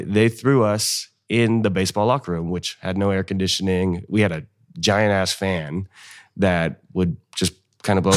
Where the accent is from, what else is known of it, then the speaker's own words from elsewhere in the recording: North Highlands, California, United States; moved away as an adult; now in Fresno, United States; I'm originally from North Highlands, so that's, uh, the northern part of Sacramento